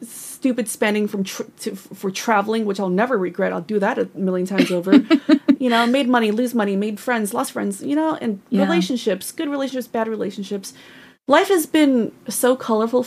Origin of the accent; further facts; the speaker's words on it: Northern California, United States; I was born and raised in Northern California